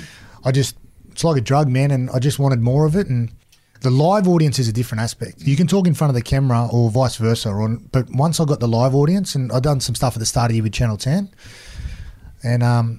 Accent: Wollongong, New South Wales, Australia; moved away as an adult; now in Cronulla, Australia; when I grew up in Wollongong

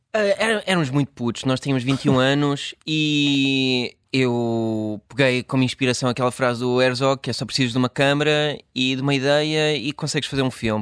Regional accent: Washington, District of Columbia, United States; moved away as an adult; also born or lived in Chapel Hill, North Carolina, United States / Portugal / Brussels, Belgium / New York, United States; a maior parte da minha hum, infância e adolescência cresci em Washington, ou nos subúrbios

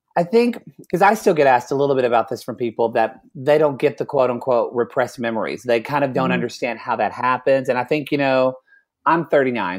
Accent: Oklahoma, United States; I'm from Oklahoma

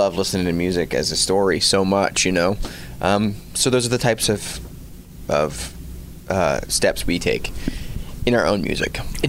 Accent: Florida, United States; We're from Florida.

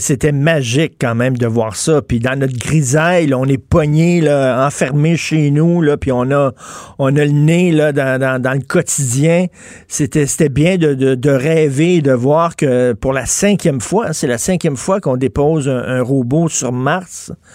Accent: Montreal, Quebec, Canada; j'ai grandi à Verdun

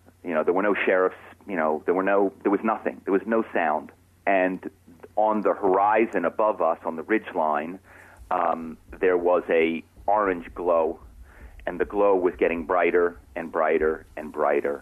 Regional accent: Philadelphia, Pennsylvania, United States; moved away as an adult; now in Malibu, United States; my hometown is Philadelphia. I'm not from Southern California

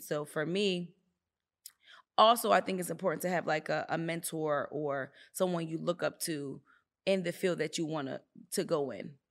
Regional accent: Philadelphia, Pennsylvania, United States; moved away as an adult; also born or lived in Virginia; I'm in Virginia, I'm from the Philadelphia area

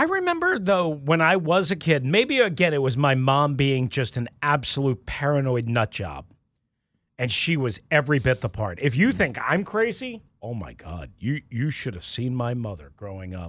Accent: Long Island, New York, United States; moved away; when I was growing up on Long Island

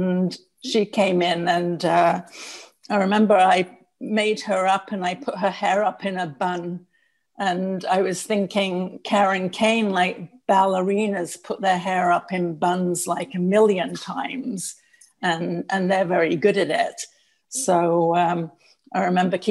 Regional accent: Manchester, North West England, United Kingdom; now in Canada; he was born in the Manchester area where I was

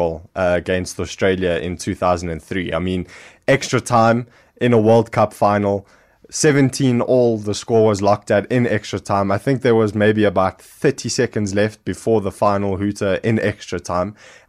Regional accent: South Africa; being South African

